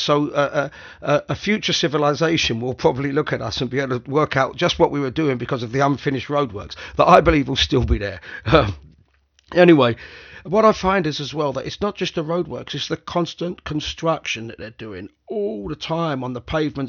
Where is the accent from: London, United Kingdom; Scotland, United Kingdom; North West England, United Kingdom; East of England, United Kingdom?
London, United Kingdom; I grew up in this city. I grew up in West London